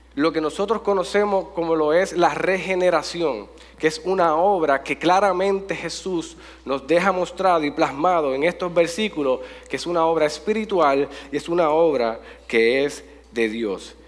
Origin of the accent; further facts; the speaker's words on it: Jayuya, Puerto Rico; gracias por visitar mi pueblo